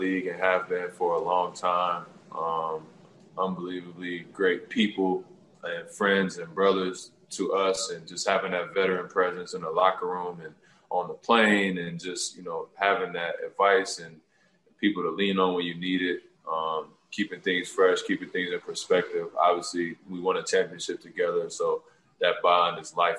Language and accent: English; Toronto, Ontario, Canada; I'm doing work in my hometown like I always do. I'm going to continue to try to find work to do, you know, in Toronto